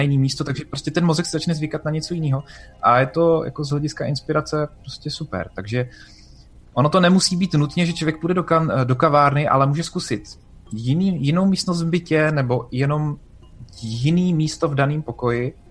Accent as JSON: {"language": "Czech", "town": "Brno", "region": "South Moravian Region", "country": "Czechia", "said": "já jsem z Brna"}